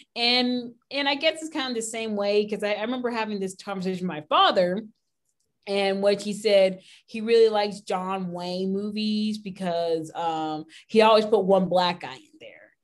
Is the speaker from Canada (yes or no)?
yes; Canada; now in Texas, United States; where I grew up in Canada